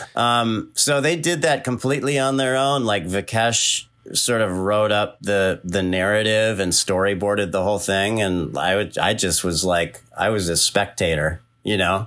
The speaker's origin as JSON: {"language": "English", "region": "California", "country": "United States", "also_born_or_lived": "East Coast", "moved": "yes", "said": "I'm from California"}